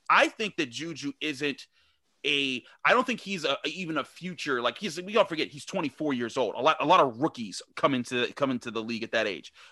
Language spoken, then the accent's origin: English; Pittsburgh, Pennsylvania, United States; Josh is part of my generation of watching the Steelers and growing up in Pittsburgh.